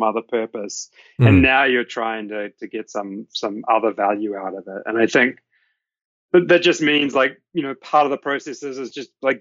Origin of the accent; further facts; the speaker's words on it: Hamilton, Waikato, New Zealand; moved away as an adult; now in United States; I grew up in Hamilton, so it's actually fairly close to where my parents live.